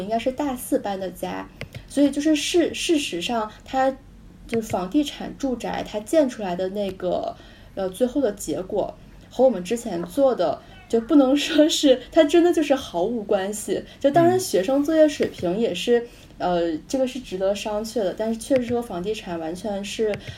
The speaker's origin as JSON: {"language": "Chinese", "town": "Harbin", "region": "Heilongjiang", "country": "China", "tie": "born or raised there", "also_born_or_lived": "United States", "moved": "as an adult", "lives_now": "Shanghai, China", "said": "我是哈尔滨人，我读大学也是在哈尔滨哦"}